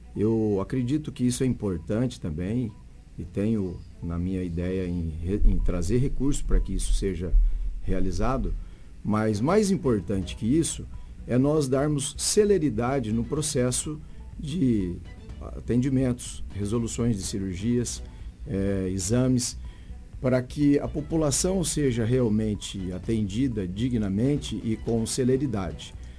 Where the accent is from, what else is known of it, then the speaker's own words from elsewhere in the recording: Araçatuba, São Paulo, Brazil; now in Sinop, Brazil; Eu sou do interior de São Paulo, Araçatuba, e vim para Sinop